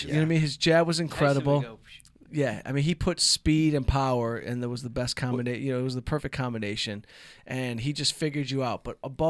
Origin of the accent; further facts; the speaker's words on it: Detroit, Michigan, United States; I'm from Detroit.